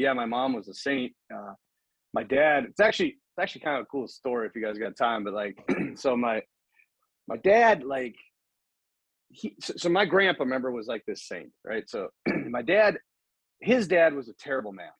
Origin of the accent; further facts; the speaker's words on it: United States; I'm from America